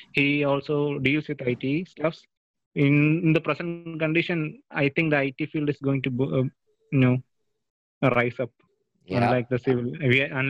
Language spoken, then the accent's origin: English; Kerala, India; I'm from India, Kerala.